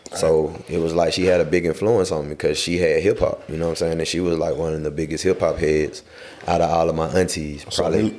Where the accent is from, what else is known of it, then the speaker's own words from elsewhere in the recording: Atlanta, Georgia, United States; I'm from Atlanta